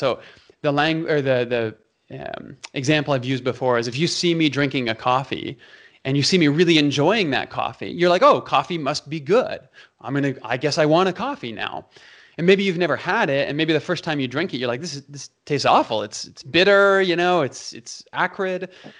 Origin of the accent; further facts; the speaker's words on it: Toronto, Ontario, Canada; also born or lived in Calgary; in Canada, you have Leafs fans and you have Flames fans. I'm from Toronto and Calgary, right?